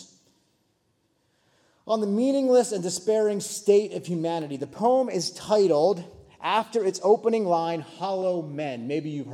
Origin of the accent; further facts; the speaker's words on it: western Pennsylvania, United States; moved away; also born or lived in Chicago, Illinois; I'm from a small town. Just a small town in western Pennsylvania. I grew up in the Appalachian Mountains